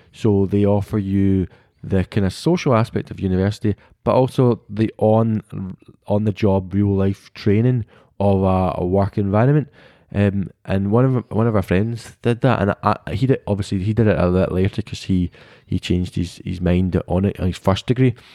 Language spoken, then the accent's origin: English; United Kingdom; we, as British people